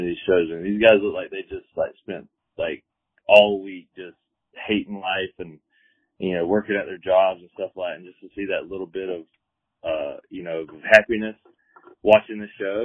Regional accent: Georgia, United States; now in San Diego, United States; I'm from the South. You know, I live here in San Diego now, but I'm originally from Georgia

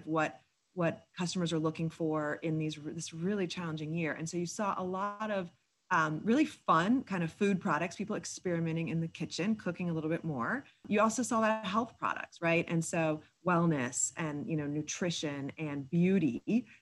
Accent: South Florida, United States; I grew up in South Florida

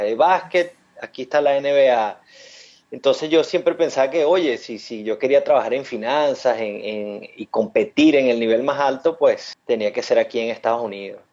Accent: Venezuela; moved away as an adult; yo soy de Venezuela, eh, estudié economía allá en Venezuela

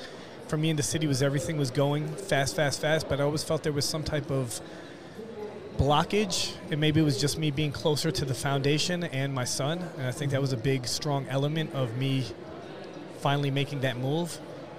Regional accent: New York City, New York, United States; moved away as an adult; now in Fort Myers, United States; Originally from New York, right in the city. Really? Yeah, born and raised.

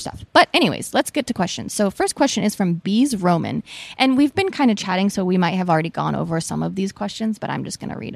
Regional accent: Portland, Oregon, United States; now in Southern California, United States; I'm from Portland

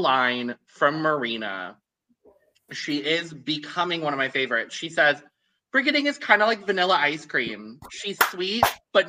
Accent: United Kingdom; I was about to dox you. I'm British.

